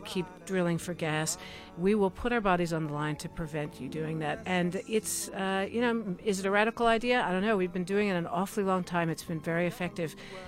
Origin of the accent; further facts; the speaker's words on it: United States; as an American